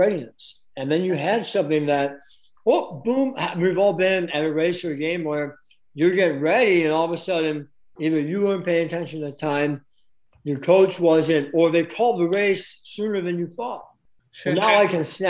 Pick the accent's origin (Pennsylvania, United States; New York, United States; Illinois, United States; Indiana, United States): Illinois, United States; Chicago; I'm from Chicago, right? Oh, I know all the streets